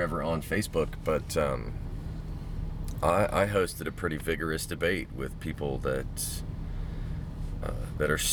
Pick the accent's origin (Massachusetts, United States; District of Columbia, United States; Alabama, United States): Alabama, United States; Mobile; I grew up in Mobile, Alabama